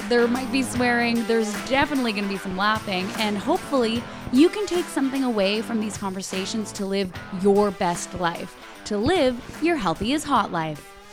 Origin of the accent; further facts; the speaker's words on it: Hudson, Quebec, Canada; moved away as an adult; also born or lived in Montreal; small town outside of Montreal called Hudson